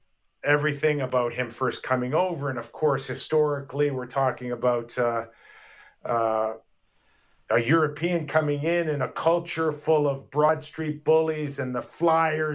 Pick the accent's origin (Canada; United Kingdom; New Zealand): Canada; Toronto, Ontario; I was born and raised in Toronto